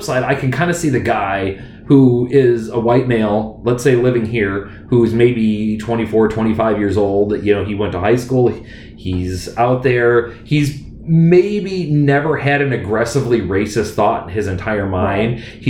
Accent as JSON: {"language": "English", "country": "United States"}